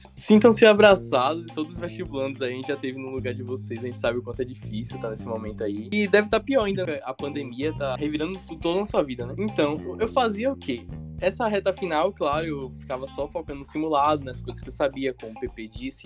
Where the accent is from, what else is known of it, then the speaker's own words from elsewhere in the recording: Salvador, Bahia, Brazil; Eu sou daqui de Salvador mesmo